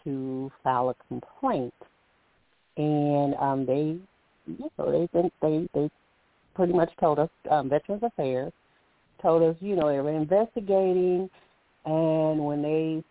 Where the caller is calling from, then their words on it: Alabama, United States; I'm calling from Alabama